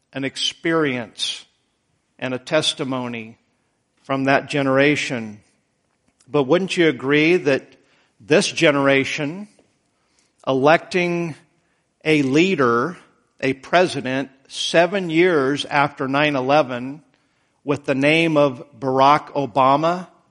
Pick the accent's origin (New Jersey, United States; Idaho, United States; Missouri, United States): Idaho, United States; moved away; I was born in Idaho